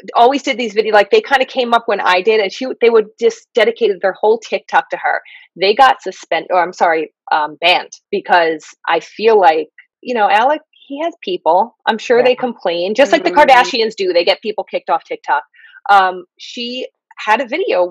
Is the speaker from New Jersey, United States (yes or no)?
yes; New Jersey, United States; I'm from Jersey